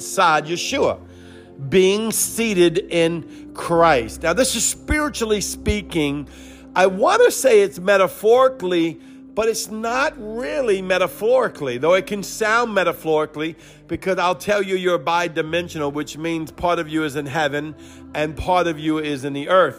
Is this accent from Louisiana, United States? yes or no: yes; New Orleans, Louisiana, United States; accent: Cajun; that's my New Orleans upbringing